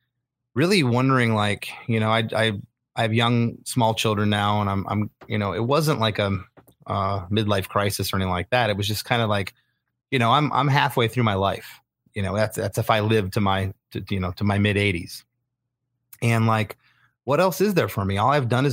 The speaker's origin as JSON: {"language": "English", "region": "Florida", "country": "United States", "tie": "born or raised there", "also_born_or_lived": "Michigan", "said": "My parents, we moved to Florida when I was 7."}